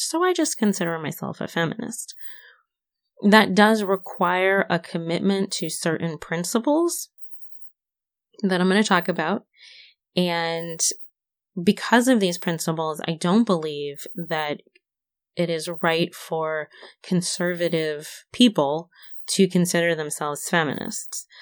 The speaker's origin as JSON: {"language": "English", "town": "Syracuse", "region": "New York", "country": "United States", "tie": "born or raised there", "said": "born and raised in Syracuse, New York."}